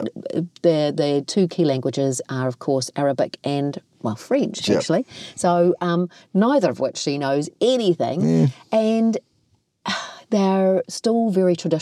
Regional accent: Kaikohe, Northland, New Zealand; growing up in Kaikoi, and although this is Māori and Tongan

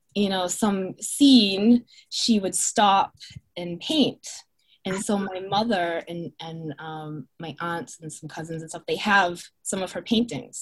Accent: Marshfield, Massachusetts, United States; I grew up in Marshfield, mm-hmm. South Shore of Massachusetts

